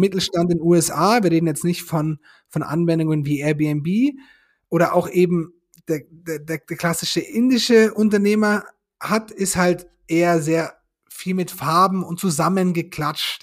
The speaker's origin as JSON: {"language": "German", "country": "Germany"}